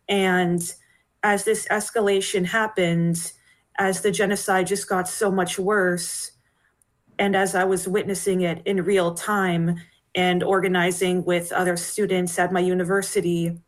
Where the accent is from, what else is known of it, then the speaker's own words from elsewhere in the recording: Palestine; not even the fact that we come from Palestine ourselves, it's enough for them to consider us terrorists.